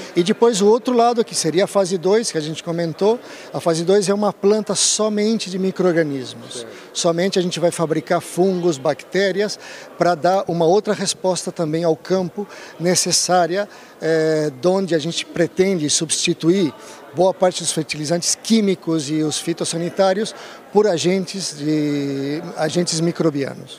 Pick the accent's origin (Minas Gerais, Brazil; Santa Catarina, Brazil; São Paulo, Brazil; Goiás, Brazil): São Paulo, Brazil; Rio Claro; moved away as an adult; also born or lived in Rio de Janeiro; now in Europe; Eu sou espanhol de Rio Claro, Rio Claro, São Paulo.